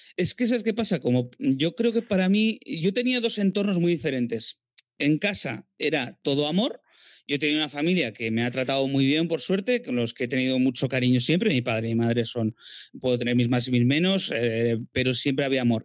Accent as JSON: {"language": "Spanish", "region": "a village in the Basque Country", "country": "Spain", "tie": "born or raised there", "also_born_or_lived": "Barcelona / Madrid", "moved": "as an adult", "said": "un pueblo del País Vasco"}